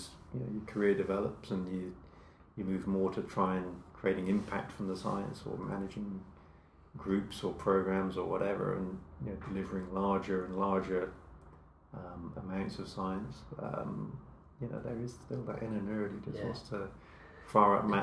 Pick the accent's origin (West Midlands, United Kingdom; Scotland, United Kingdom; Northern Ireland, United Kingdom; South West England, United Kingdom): South West England, United Kingdom; Frampton Cotterell; moved away as an adult; also born or lived in Southampton / Norwich; I grew up in a little village... called Frampton Cottrell, which is in the West Country.